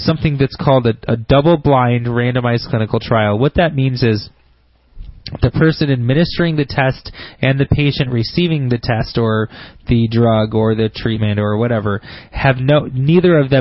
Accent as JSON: {"language": "English", "town": "Grand Blanc", "region": "Michigan", "country": "United States", "tie": "born or raised there", "said": "smart people live in Grand Blanc"}